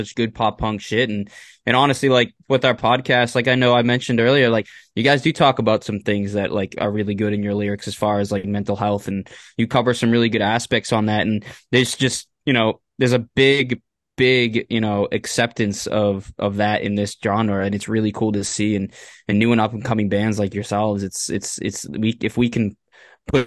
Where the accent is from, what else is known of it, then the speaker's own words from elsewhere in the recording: Massachusetts, United States; we're from Massachusetts